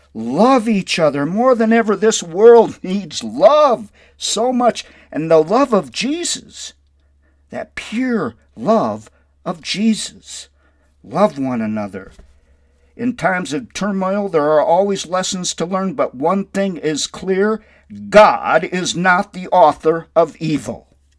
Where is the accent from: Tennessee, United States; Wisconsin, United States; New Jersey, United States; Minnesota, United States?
Minnesota, United States; Windom; My hometown is Wyndham, Minnesota, and I'm so very grateful for my Christian upbringing there in Wyndham